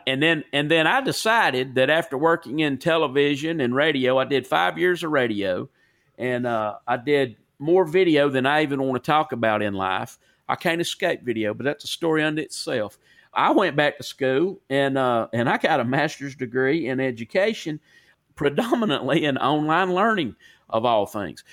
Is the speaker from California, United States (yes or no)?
no; Corner, Alabama, United States; accent: Southern; also born or lived in Cleveland, Tennessee / Sumiton, Alabama; I lived on the North Jefferson Walker County line, and I wa, I'm from Corner, Alabama